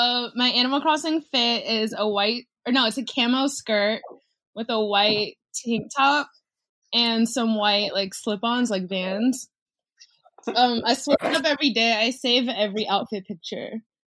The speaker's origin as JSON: {"language": "English", "town": "Jacksonville", "country": "United States", "tie": "born or raised there", "said": "Jacksonville, like, my hometown"}